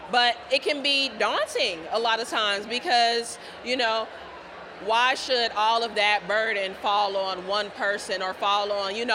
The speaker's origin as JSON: {"language": "English", "region": "Ohio", "country": "United States", "said": "I'm from Ohio originally, so it's an eight-hour commute."}